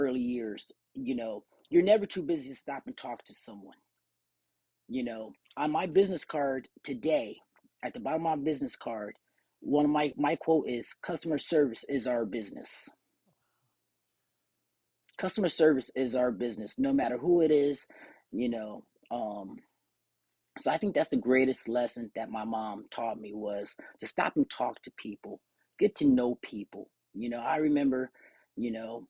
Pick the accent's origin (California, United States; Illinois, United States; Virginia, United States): California, United States; growing up in California